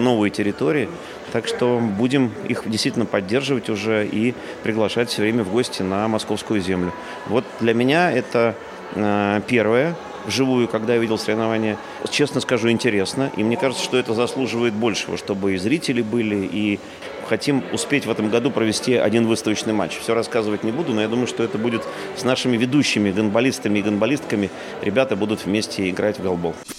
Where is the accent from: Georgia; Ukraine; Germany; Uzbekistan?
Ukraine; Voroshilovgrad Oblast, Luhansk Oblast; now in Moscow Oblast, Russia; Я сам родился в Рашиловградской области